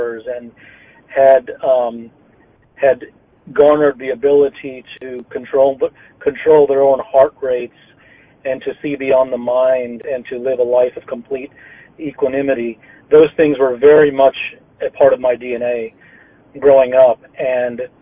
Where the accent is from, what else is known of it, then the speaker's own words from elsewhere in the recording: India; I was born in India